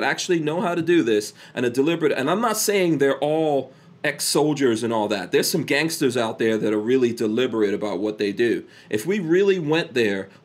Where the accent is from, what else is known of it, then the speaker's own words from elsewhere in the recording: New York City, New York, United States; also born or lived in Guyana; I grew up in Far Rockaway, New York, very close to the beach